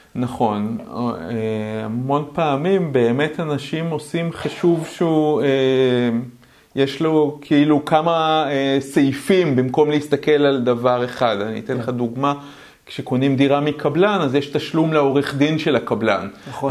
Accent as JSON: {"language": "Hebrew", "country": "Israel", "tie": "born or raised there", "said": "אני בכלל גדלתי בחברה קומוניסטית. אה, אבל לא קומוניזם כמו ברוסיה, שיש כאלה שיש להם הרבה יותר וכאלה okay. אוקיי. שפחות, אלא קומוניזם אמיתי, קיבוץ."}